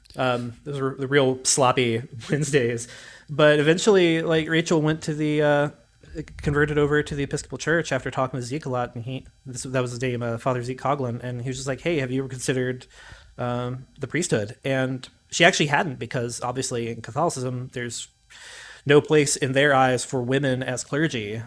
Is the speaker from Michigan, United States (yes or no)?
no; Gallipolis, Ohio, United States; moved away as an adult; also born or lived in Athens, Ohio; now in Austin, United States; I was originally from Gallipolis, Ohio, which, if anybody doesn't know, is way down in the ass crack of Appalachia